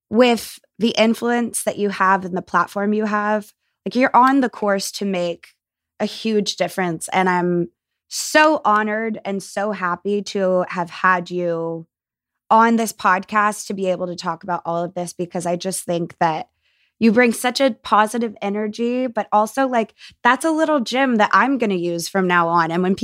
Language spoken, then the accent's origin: English; the South, United States; a lot of the beliefs that were forced onto me as a kid growing up in the South were actually more harmful to me as an adult.